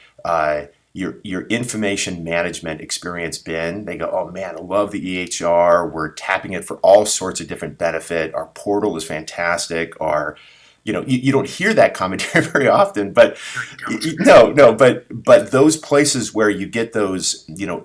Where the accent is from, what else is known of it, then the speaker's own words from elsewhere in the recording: San Diego, California, United States; sort of born and raised in San Diego